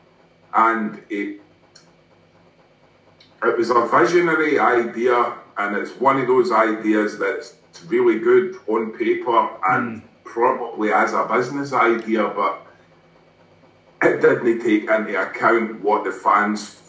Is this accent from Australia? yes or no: no; West Lothian, Scotland, United Kingdom; growing up in West Lothian